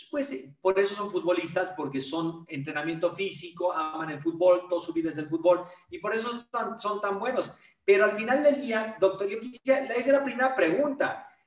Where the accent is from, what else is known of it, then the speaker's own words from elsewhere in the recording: Mexico; also born or lived in United States; pero yo soy mexicano. Entonces, y, el lugar donde yo viví en muchos países, muchas ciudades, pero donde más he vivido en mi vida es México.